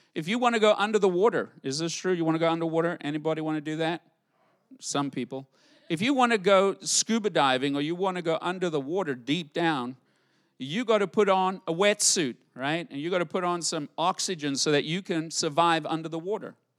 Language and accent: English; United States; I'm an American